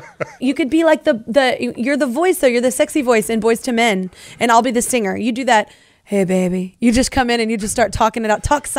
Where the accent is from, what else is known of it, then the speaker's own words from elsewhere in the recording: Texas, United States; moved away as an adult; now in Tennessee, United States; I'm from Texas, but I've been in Tennessee for over a decade.